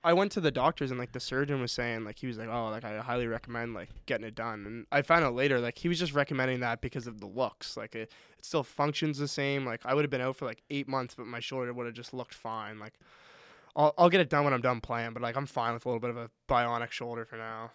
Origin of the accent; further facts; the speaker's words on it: Halifax, Nova Scotia, Canada; also born or lived in Moncton; Halifax, my hometown